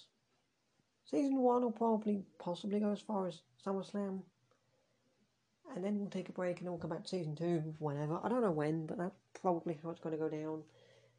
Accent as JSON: {"language": "English", "region": "Scotland", "country": "United Kingdom", "said": "I'm Scottish"}